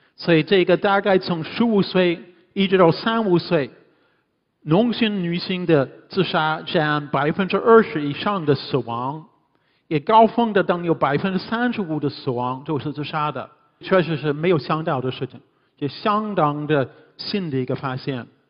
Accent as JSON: {"language": "Chinese", "country": "Canada", "also_born_or_lived": "Hunan / Hubei / Beijing", "second_language": "Chinese", "moved": "as an adult", "lives_now": "Shanghai, China", "said": "我是加拿大人，第一次来中国是七六年"}